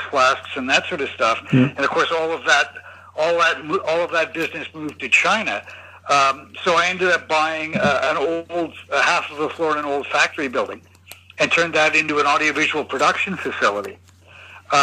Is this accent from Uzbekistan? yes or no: no; Canada; moved away as an adult; also born or lived in Tokyo, Japan; now in Hong Kong; I am originally from Canada